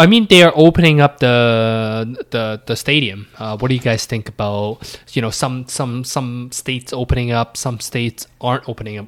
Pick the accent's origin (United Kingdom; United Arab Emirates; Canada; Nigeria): Canada; me being Canadian